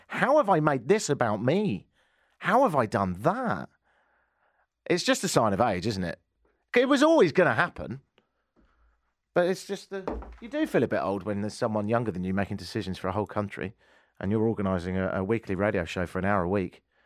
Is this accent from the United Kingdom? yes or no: yes; England, United Kingdom; moved away as an adult; now in Canada; I ain't from round here and, uh, I've been here in Canada for ten and a half years and, um, I'm English